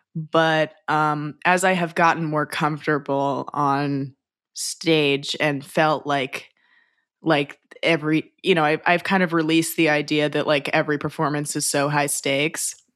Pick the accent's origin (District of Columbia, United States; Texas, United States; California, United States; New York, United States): California, United States; Los Angeles; I'm from Los Angeles